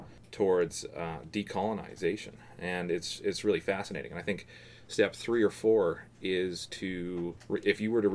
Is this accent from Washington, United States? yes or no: yes; Seattle, Washington, United States; Born and raised in Wallingford